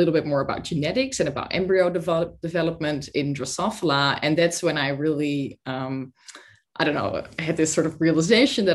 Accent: Netherlands; moved away as an adult; also born or lived in Sweden / Oxford, United Kingdom; I'm originally from the Netherlands

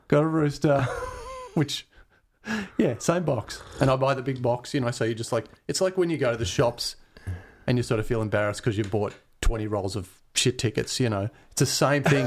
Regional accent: Glen Waverley, Victoria, Australia; also born or lived in Mount Dandenong / Keysborough; I grew up in Glen Waverley

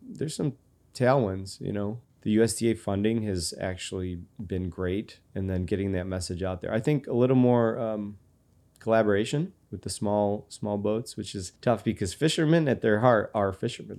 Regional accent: Rochester, New York, United States; I'm from Rochester

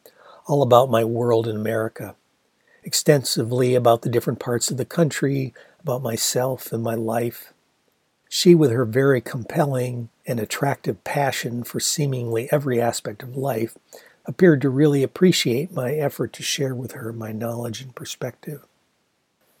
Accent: Ann Arbor, Michigan, United States; the best restaurant in Ann Arbor, the Gandhi Dancer

